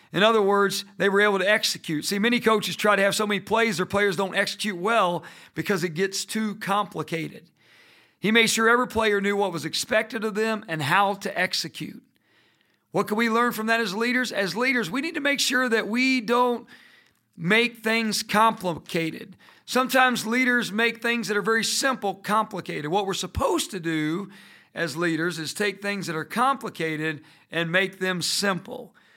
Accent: Indiana, United States; Growing up in Indiana, we played basketball all year long

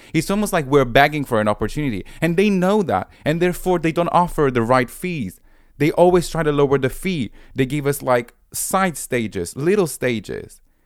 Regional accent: Rome, Lazio, Italy; moved away as an adult; now in London, United Kingdom; I'm originally from Rome, but now I've been based in London for eight years.

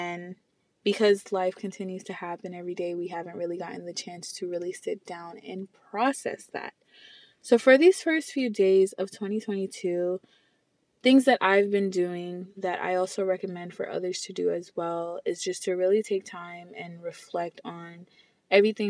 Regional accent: New York City, New York, United States; I'm from the Bronx, New York

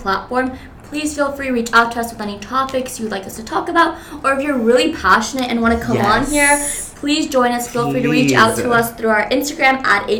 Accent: Miami, Florida, United States; also born or lived in Cuba; I'm also from Miami, Kendall, if you're out there. And I was born in Cuba, came here when I was five.

